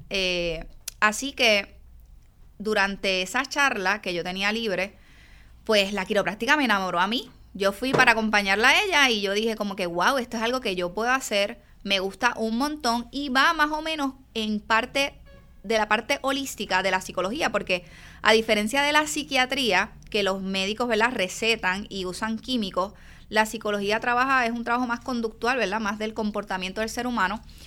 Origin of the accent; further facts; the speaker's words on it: Yabucoa, Puerto Rico; also born or lived in San Juan; soy del pueblo de Yabucoa, aunque nací en San Juan, en el Hospital San Jorge. viví mis primeros casi 20 años en el pueblo de Yabucoa.